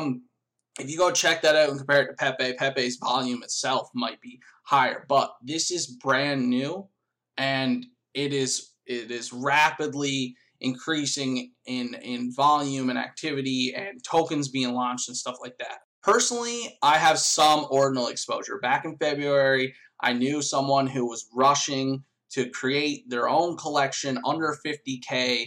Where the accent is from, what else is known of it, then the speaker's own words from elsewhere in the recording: Canada; I'm Canadian